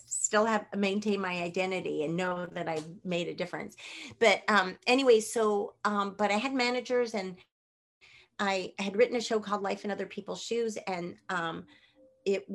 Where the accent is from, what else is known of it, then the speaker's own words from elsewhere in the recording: Bay Area, Northern California, United States; moved away; I'm from the Bay Area. I am from Northern California, which is different than Los Angeles.